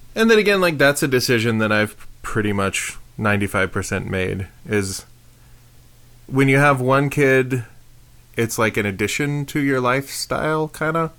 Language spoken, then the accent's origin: English; Prescott, United States; I grew up in Prescott